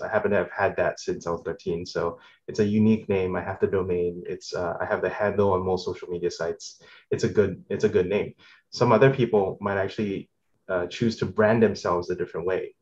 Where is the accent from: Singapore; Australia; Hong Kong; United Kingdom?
Singapore; moved away as an adult; now in United States; I'm originally from Singapore, um, and I moved to the states for college